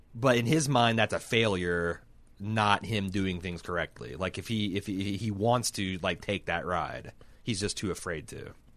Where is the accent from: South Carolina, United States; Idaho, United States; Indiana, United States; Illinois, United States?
Indiana, United States; Mooresville; I grew up in Mooresville.